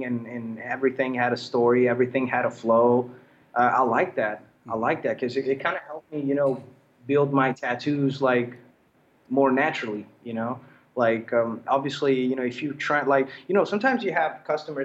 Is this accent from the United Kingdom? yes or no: no; Naples, Campania, Italy; I'm from Naples, Italy.